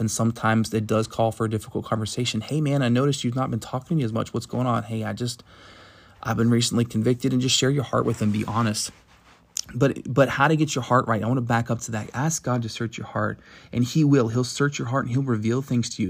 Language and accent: English; Virginia, United States; moved away; also born or lived in Tennessee; I'm from the South, uh, originally from Virginia, born in Tennessee